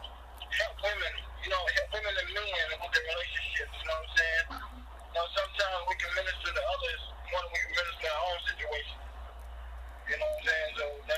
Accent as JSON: {"language": "English", "town": "Dublin", "region": "Georgia", "country": "United States", "tie": "born or raised there", "also_born_or_lived": "Cleveland, Ohio / Canton, Ohio / Jacksonville, Florida", "said": "I'm originally from Dublin, Georgia. Was born in Cleveland, Ohio. Raised in Dublin, Georgia. By way of Jacksonville, Florida."}